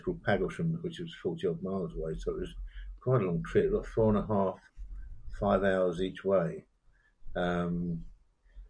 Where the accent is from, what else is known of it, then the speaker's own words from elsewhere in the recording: England, United Kingdom; also born or lived in Sealand; I'm very proud of being British. I might even say English